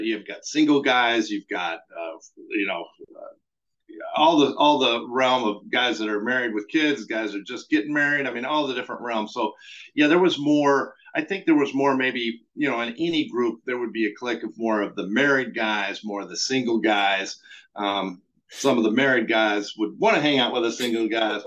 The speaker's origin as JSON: {"language": "English", "region": "New Mexico", "country": "United States", "moved": "yes", "said": "I was from New Mexico"}